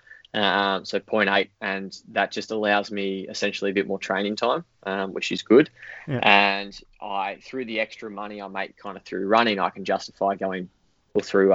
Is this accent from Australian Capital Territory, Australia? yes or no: no; Bendigo, Victoria, Australia; also born or lived in Colac; I was born in Colac, but luckily we moved out of Colac when I was five, and moved up to Bendigo.